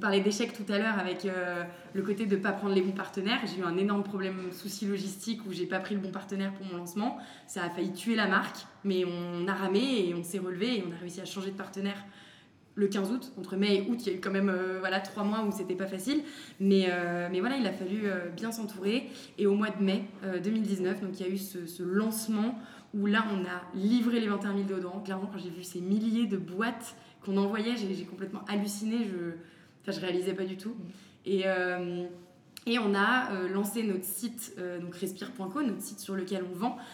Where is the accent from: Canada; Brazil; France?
France; Je suis française